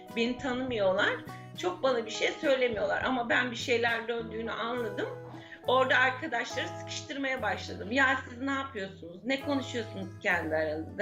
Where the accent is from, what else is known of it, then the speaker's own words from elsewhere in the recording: İzmir, Turkey; Babam emekli olasıya kadar Kadife Kalede kirada oturuyorduk. Babam emekli olduktan sonra Gazi Emir'e taşındık.